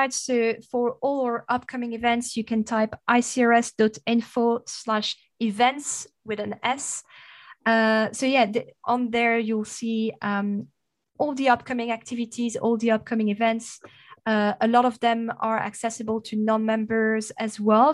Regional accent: Namur, Wallonia, Belgium; accent: French; English is a second language; moved away as an adult; now in United Kingdom; I've got a French accent and a Dutch name. So you can probably deduce I'm Belgian. I'm from Namur originally

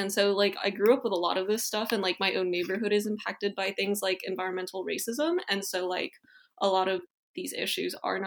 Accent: Chicago, Illinois, United States; moved away as an adult; also born or lived in Hunan, China / New Haven, Connecticut; I've been growing up in Chicago for pretty much my whole life

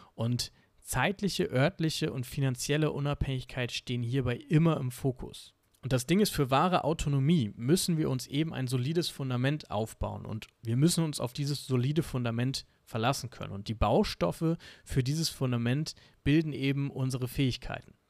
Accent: Germany; Bei uns in Deutschland

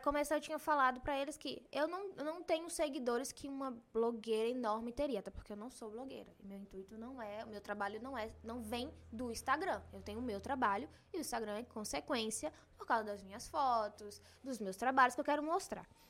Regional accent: Brazil; Eu sou brasileira

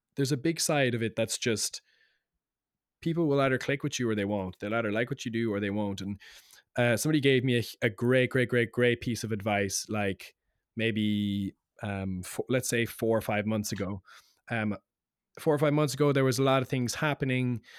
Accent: Cork, Munster, Ireland; now in London, United Kingdom; being Irish

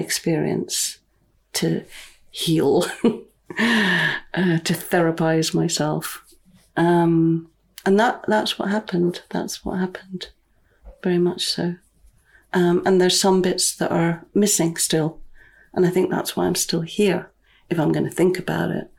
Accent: near Fraserburgh, Scotland, United Kingdom; also born or lived in London; now in Findhorn, United Kingdom; I grew up on this land. I grew up near Fraserburgh

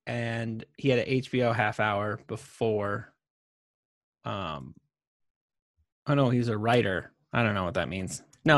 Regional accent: Yellow Springs, Ohio, United States; I was born in Yellow Springs, Ohio

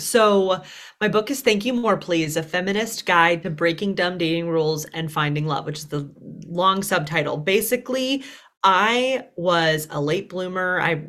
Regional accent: Deep South, United States; I was raised in the Deep South, which only added to the like, you're too much label.

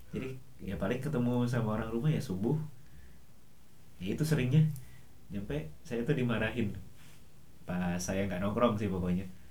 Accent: West Java, Indonesia; moved away as an adult; also born or lived in Surabaya; saya sebagai orang Sunda

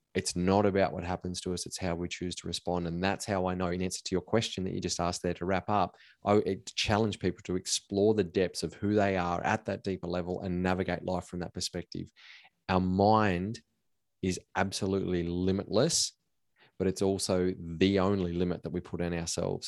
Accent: Cobar, New South Wales, Australia; I grew up in Cobar in a small country town in Western New South Wales

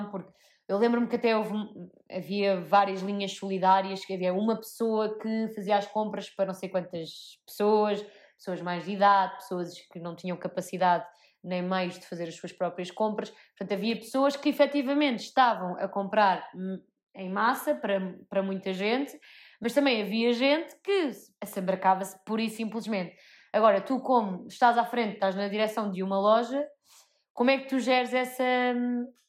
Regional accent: Portugal; que eu sou tuga e eu, como tuga, sou bom nisto

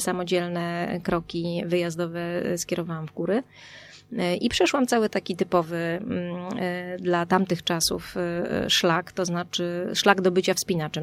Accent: Warmian-Masurian Voivodeship, Poland; moved away; Ja jestem z Pojezierza. Mm, jestem z Warmii

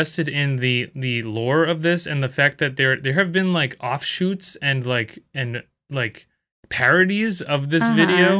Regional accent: Philippines; I'm actually Filipino, man.

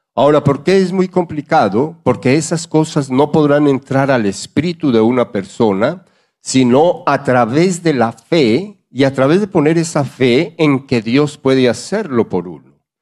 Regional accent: Colombia; moved away; hablo como, como colombiano

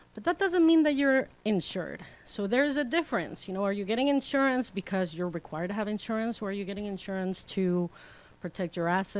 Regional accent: Mexico; now in Arizona, United States; I am originally from Mexico, and so when I migrated to Arizona

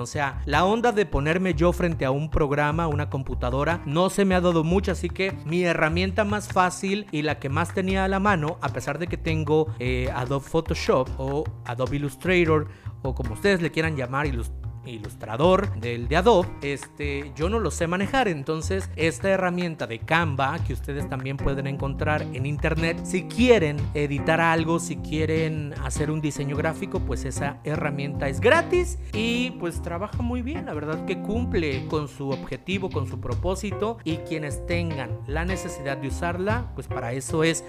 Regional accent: Reforma, Chiapas, Mexico; mi ciudad natal, de mi pueblito querido, bello y adorado, Reforma Chiapas

